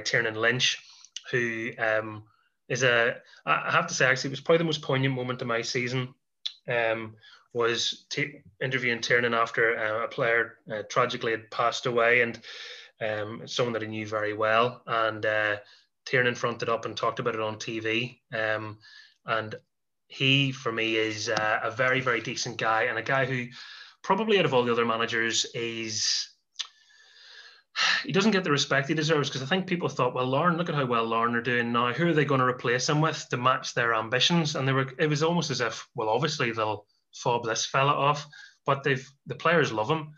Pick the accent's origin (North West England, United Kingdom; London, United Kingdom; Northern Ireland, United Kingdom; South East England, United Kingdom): Northern Ireland, United Kingdom; Carrickfergus; my hometown team